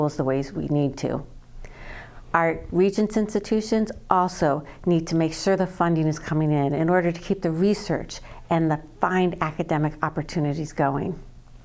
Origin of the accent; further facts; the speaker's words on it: Clinton, Iowa, United States; now in Iowa City, United States; I grew up in Clinton, Iowa, and left to go to college and travel and work.